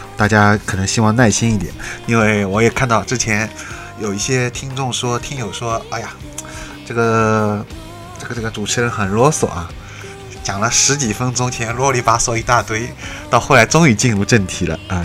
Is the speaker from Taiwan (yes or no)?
no; China; 我们中国人